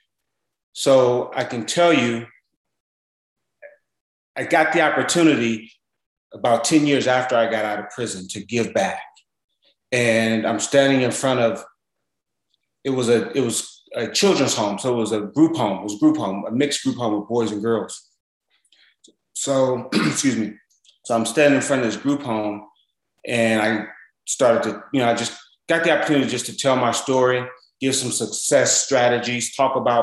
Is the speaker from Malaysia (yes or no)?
no; Los Angeles, California, United States; I'm originally from South Central